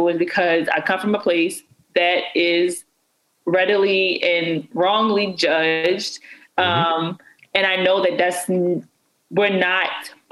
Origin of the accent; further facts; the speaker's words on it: Baltimore, Maryland, United States; I'm from Baltimore.